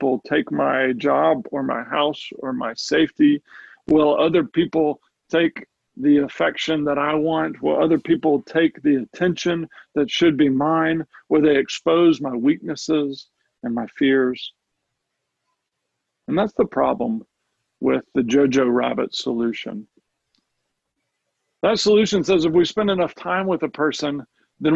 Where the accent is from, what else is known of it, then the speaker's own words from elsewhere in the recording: United States; I'm an American.